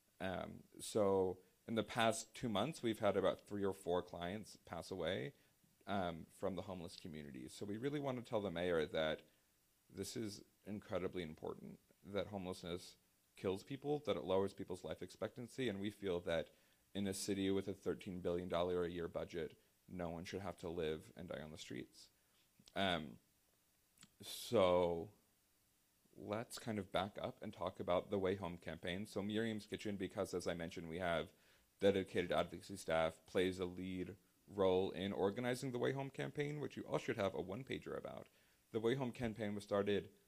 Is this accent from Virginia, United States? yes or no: yes; Virginia, United States; now in Washington, D.C., United States; my home state of Virginia